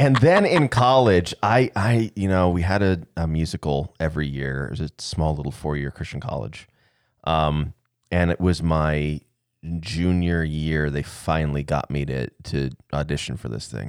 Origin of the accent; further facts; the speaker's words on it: Arizona, United States; moved away; we went to Arizona, so we could kinda show the kids where we grew up